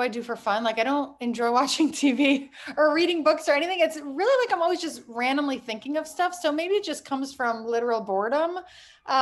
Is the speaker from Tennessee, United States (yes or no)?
no; Miami, Florida, United States; moved away as an adult; also born or lived in Toronto, Canada / Michigan / New York; I grew up in Miami. I was actually born in Toronto. So I went to, you know, through high school in Miami